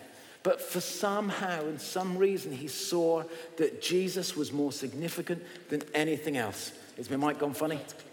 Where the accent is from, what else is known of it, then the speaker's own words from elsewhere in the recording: England, United Kingdom; I'm English